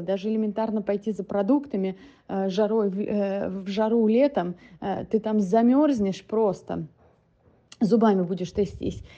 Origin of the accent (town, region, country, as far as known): Russia; moved away as an adult; now in United States